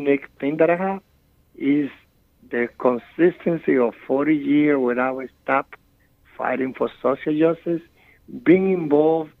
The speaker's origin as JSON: {"language": "English", "country": "Dominican Republic", "tie": "born or raised there", "accent": "strong accent", "second_language": "English", "moved": "as an adult", "lives_now": "New York City, United States", "said": "I was born and raised in the Dominican Republic. I came here in 1983"}